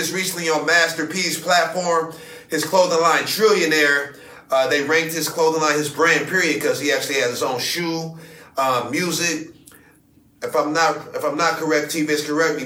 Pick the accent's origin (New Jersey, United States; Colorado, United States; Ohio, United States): Ohio, United States; Akron; We are from Akron, Ohio